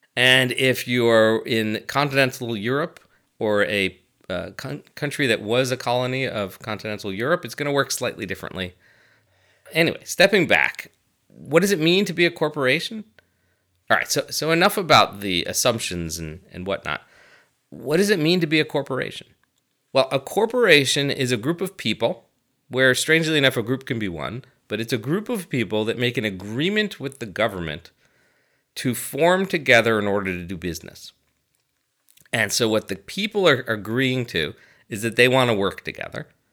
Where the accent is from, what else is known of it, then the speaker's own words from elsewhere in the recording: United States; I'm an American